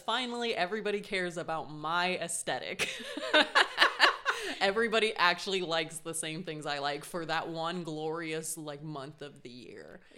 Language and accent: English; Colorado, United States; I grew up in Colorado